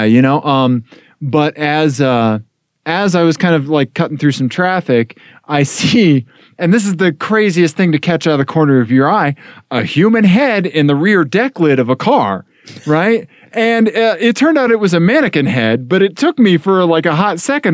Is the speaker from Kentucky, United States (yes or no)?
no; Missouri, United States; growing up in Missouri